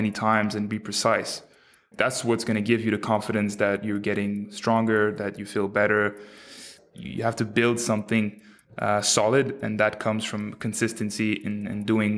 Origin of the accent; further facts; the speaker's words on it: Quebec City, Quebec, Canada; also born or lived in Montreal; I grew up in Quebec City. I was born in Montreal, but then raised in a quiet little neighborhood in Quebec City.